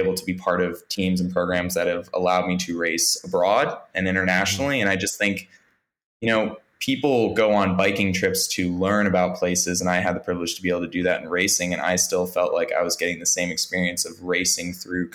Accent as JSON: {"language": "English", "town": "Washington", "region": "District of Columbia", "country": "United States", "tie": "born or raised there", "said": "my hometown in Washington, D.C."}